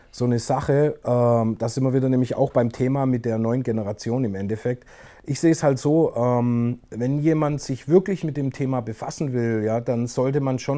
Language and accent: German; Crailsheim, Baden-Württemberg, Germany; Ich weiß noch, in Kralsheim, wo ich aufgewachsen bin, damals